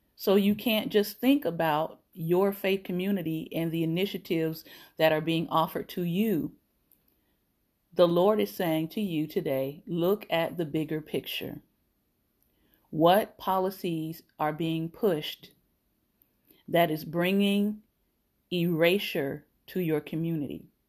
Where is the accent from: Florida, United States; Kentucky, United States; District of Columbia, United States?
Florida, United States; I am Florida born. I grew up in Florida